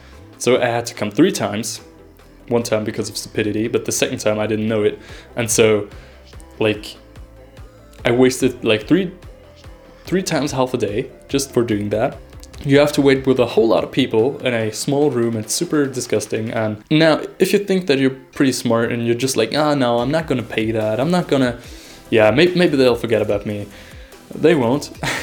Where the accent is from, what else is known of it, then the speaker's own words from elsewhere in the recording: Germany; now in Vienna, Austria; As mentioned earlier, I came here from Germany, and Germany is known to be like the epitome of bureaucracy.